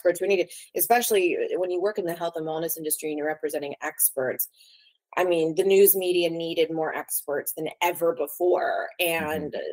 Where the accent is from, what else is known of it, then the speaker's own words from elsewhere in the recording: Los Angeles, California, United States; I was born and raised in Los Angeles. Growing up here, you know, I love LA. I'm an LA girl